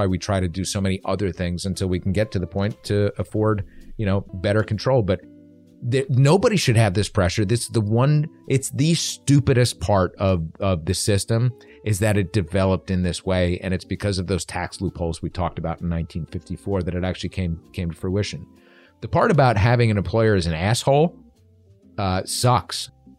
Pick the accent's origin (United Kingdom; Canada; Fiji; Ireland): Ireland; I'm Irish and I hated that.